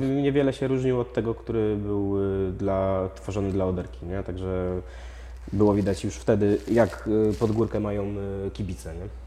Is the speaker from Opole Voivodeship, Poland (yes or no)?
yes; Opole, Opole Voivodeship, Poland; jesteśmy z Opola